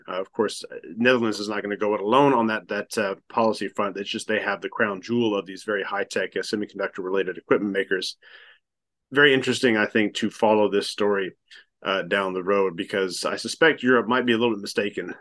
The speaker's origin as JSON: {"language": "English", "country": "United States", "said": "me being American"}